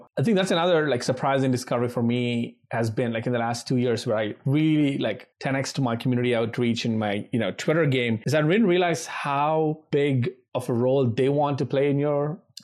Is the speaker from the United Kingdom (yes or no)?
no; India; first language Telugu; English is a second language; moved away as an adult; now in United States; my early days in the US as an Indian immigrant, 21-year-old